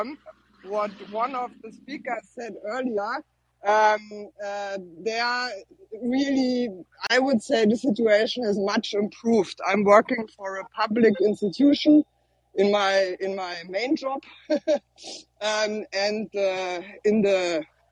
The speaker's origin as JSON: {"language": "English", "country": "Germany", "said": "I'm from Germany"}